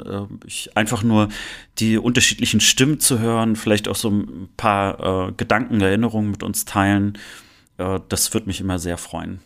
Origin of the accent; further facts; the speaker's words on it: Rostock, Mecklenburg-Vorpommern, Germany; now in Cologne, Germany; Rostock zu spüren. Äh, also ich merke schon, dass es äh, doch noch meine Heimat ist